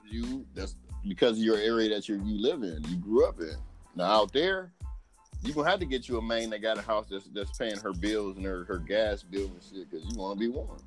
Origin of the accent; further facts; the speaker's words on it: Midwest, United States; moved away; I'm from the Midwest